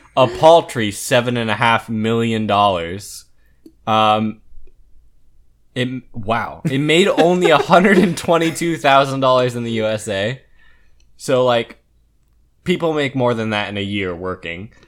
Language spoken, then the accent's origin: English; United States; I'm American